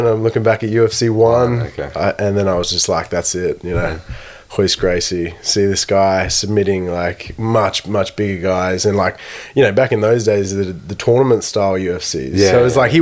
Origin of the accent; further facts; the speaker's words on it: Brisbane, Queensland, Australia; also born or lived in Townsville / Darwin / Sunshine Coast / Hobart; I was born in Townsville back in the day, and then moved to Brisbane when I was like 6 years old. Pretty much grew up my whole life in Brisbane.